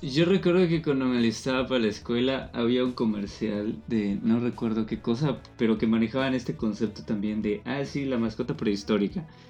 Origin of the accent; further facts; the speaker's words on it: Yucatán, Mexico; nosotros como yucatecos